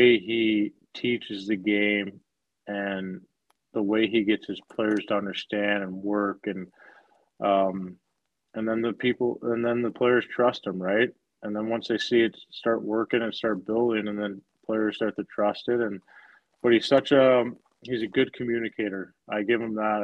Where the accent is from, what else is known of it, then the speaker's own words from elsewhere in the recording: Oakville, Missouri, United States; playing in my hometown. Like, I finished high school at my high school I was at.